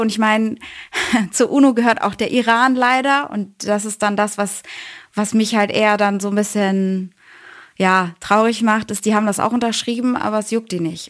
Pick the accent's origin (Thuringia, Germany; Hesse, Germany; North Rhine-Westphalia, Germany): North Rhine-Westphalia, Germany; Bochum; moved away as an adult; now in Cologne, Germany; Ich bin äh, gerade in Köln. Ursprünglich bin ich aus dem Ruhrgebiet, aus Bochum